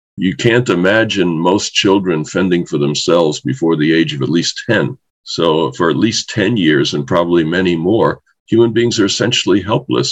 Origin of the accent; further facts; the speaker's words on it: New York City, New York, United States; I grew up in New York City